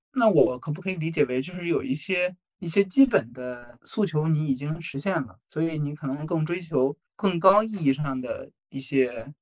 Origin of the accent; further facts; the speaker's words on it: Hebei, China; moved away; 我们省是高考大省，通过知识改变命运，其实是被我们书写在了血脉和基因里面的。我们所有的中学都在对标衡水中学